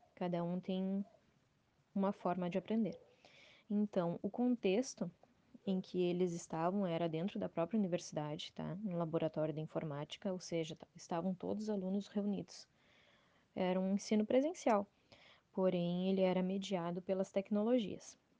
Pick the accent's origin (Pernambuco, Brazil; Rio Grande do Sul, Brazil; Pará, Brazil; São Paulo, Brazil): Rio Grande do Sul, Brazil; Dom Pedrito; eu sou natural de Dom Pedrito, Rio Grande do Sul